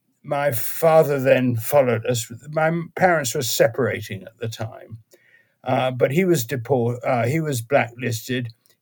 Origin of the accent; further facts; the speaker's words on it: New York, United States; born there; Well, I was born in the US because my parents were in the US. And I was born in New York.